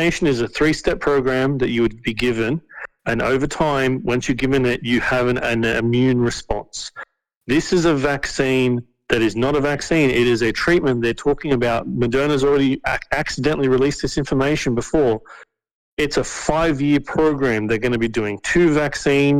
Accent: Australia; we have politicians in our country

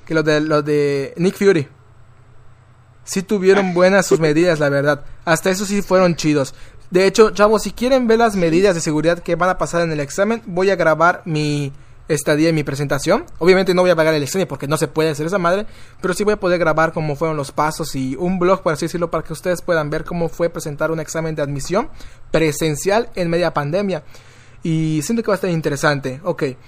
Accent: Tizimín, Yucatán, Mexico; Yo soy de Tizimim.

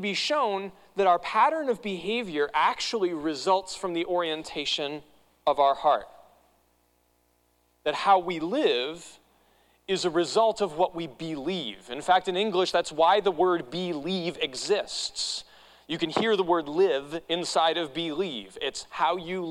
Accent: New England, United States; moved away; I grew up in New England

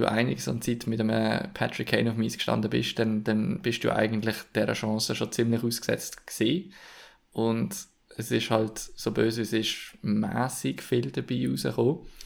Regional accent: Switzerland; wo wir jetzt als Schweizer

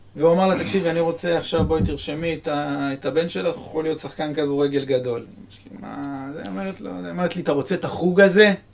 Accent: Netanya, Central District, Israel; יש בנתניה פרחי מזי, אני זוכר בגיל 12 הלכתי ו... ומה, ועשיתי שליחויות של אה, פרחים

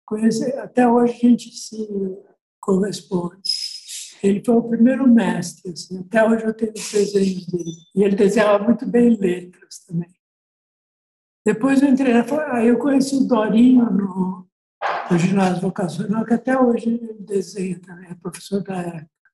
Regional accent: São Paulo, Brazil; eu nasci aqui, né? Então eu sou paulistano e sou bem urbanoide mesmo.

